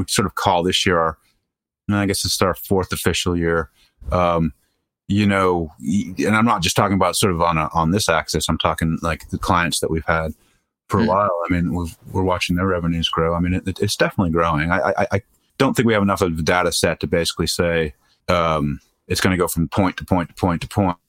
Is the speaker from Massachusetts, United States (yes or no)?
yes; Boston, Massachusetts, United States; moved away; I grew up in Boston.